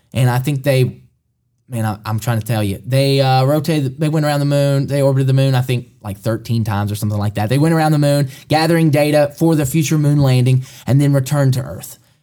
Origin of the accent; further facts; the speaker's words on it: Alabama, United States; moved away as an adult; also born or lived in Kentucky; now in Mercer County, Kentucky, United States; we're both from Alabama. Moved to Kentucky five years ago